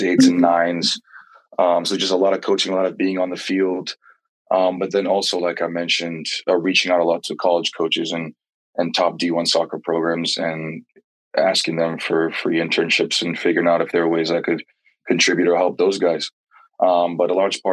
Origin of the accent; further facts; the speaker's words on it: Maryland, United States; growing up in the DMV area, soccer is one of our passions over here